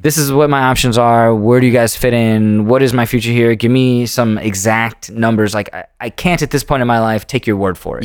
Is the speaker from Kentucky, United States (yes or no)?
no; Indiana, United States; moved away; also born or lived in Los Angeles; growing up in Indiana, I didn't even know the world was big